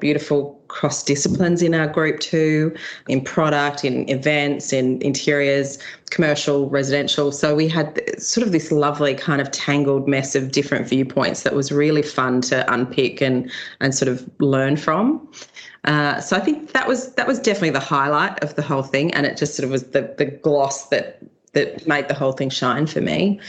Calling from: Sydney, New South Wales, Australia; I'm at home in Sydney in Randwick, so leafy Randwick, just up from the beaches

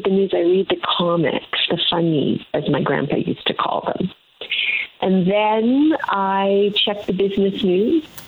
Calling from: Toronto, Ontario, Canada; I am in Toronto, and I can't wait for you to come down and visit

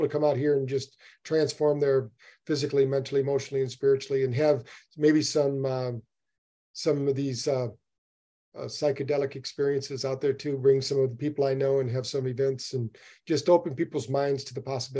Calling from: New Bern, North Carolina, United States; I'm in New Bern, North Carolina. I'm just up from Florida.

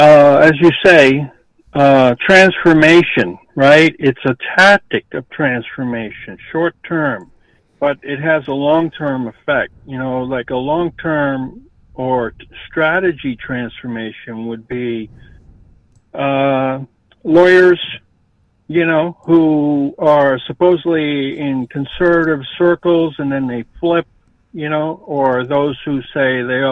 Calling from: San Diego, California, United States; I'm calling from, I'm at the LAX, but I'm down in San Diego.

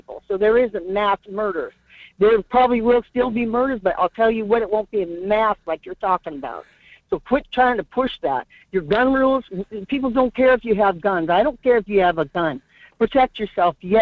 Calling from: North Pole, Alaska, United States; I'm calling from North Pole

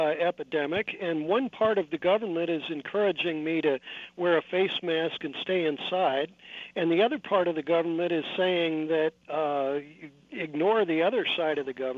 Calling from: California, United States; I'm calling you from California

